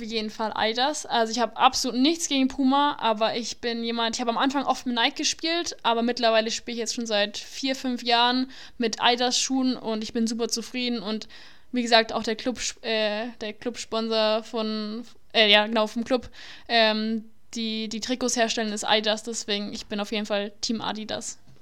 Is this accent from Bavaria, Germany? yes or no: yes; Nuremberg, Bavaria, Germany; ich bin eine äh, gebürtige Nürnbergerin, ich bin immer hier aufgewachsen